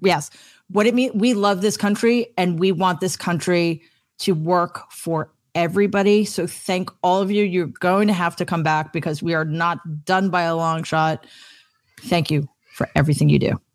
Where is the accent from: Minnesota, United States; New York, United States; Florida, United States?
New York, United States; I am such a New Yorker